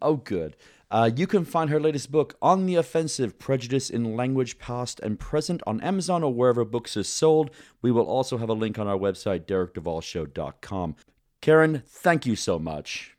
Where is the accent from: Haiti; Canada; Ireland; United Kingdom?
United Kingdom; now in United States; When I was growing up in Great Britain